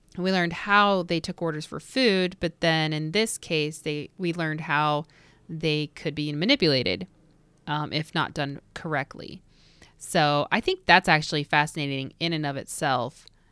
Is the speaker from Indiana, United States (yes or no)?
yes; Indiana, United States; from Indiana, my home state